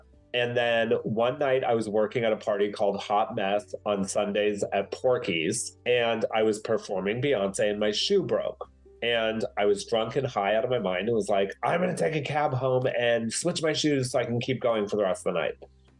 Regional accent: Arizona, United States; I grew up in Arizona in a very small, white, Christian, conservative town.

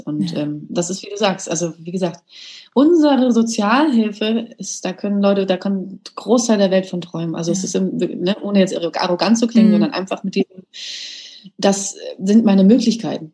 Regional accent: Germany; ich bin in Deutschland geboren

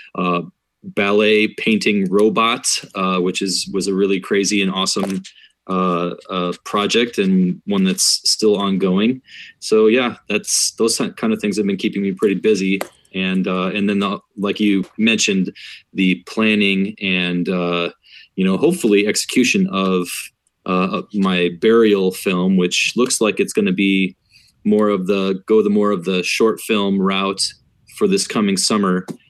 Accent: Iowa, United States; I grew up in Iowa myself

